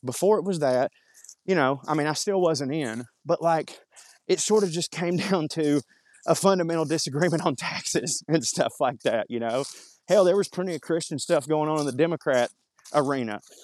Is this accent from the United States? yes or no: yes; Marjorie Taylor Greene's district, Georgia, United States; around here in my hometown